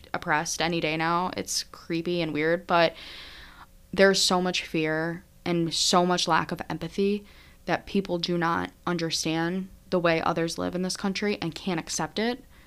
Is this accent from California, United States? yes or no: no; Syracuse, New York, United States; my hometown, is first Syracuse alum